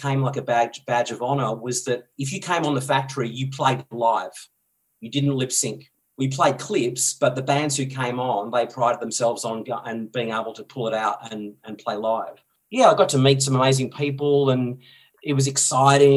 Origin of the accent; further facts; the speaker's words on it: Dandenong Ranges, Victoria, Australia; I grew up in the Dandenong Ranges in Victoria, about an hour out of Melbourne.